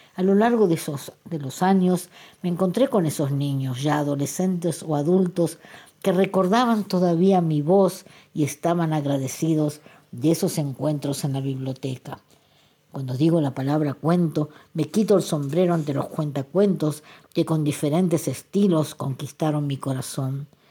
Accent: Argentina; now in Israel; nací en Argentina

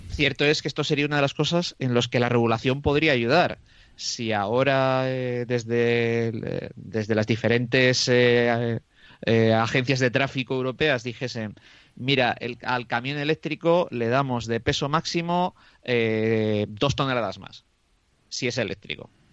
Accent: Moradillo de Roa, Castile and León, Spain

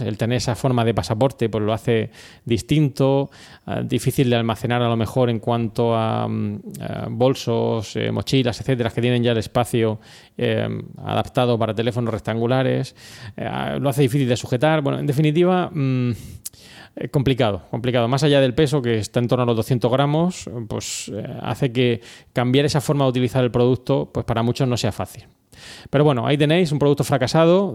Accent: Region of Murcia, Spain; somos de Murcia

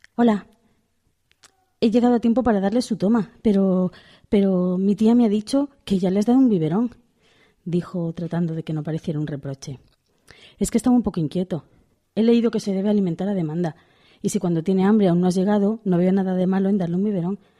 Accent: Pamplona, Navarre, Spain; como soy de Pamplona

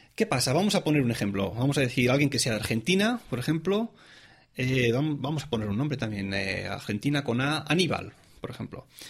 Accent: Tarragona, Catalonia, Spain; moved away as an adult; also born or lived in Reus; now in Zurich, Switzerland; soy oriundo eh, de, de, la comunidad autónoma de Cataluña, es decir, soy catalán, nací en, en, Reus, pero digamos que soy de Tarragona

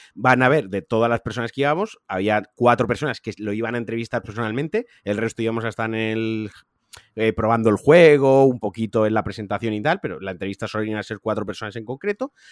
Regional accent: Valencia, Valencian Community, Spain; soy de Valencia

